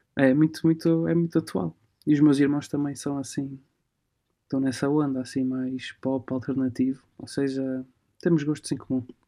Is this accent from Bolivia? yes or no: no; Portugal; also born or lived in Alba Iulia, Transylvania, Romania; nasci na, na zona da Transilvânia e numa, numa, pequena, numa pequena cidade chamada Alba uhum. mas vim para Portugal com 4 meses, ou seja, eu cresci aqui, tenho o carimbo de romeno e tenho assim, mas, mas cresci em Portugal.